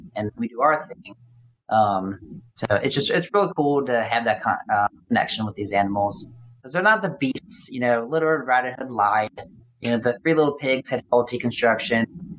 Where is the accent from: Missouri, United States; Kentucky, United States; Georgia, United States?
Kentucky, United States; Louisville; as well as in my hometown here, in my town now, in Louisville, Kentucky.